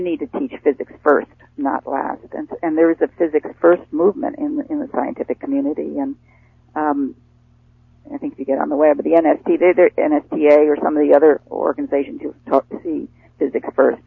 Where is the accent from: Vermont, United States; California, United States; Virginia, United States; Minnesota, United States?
Vermont, United States; Rutland; I I grew up in in New England in in Rutland, Vermont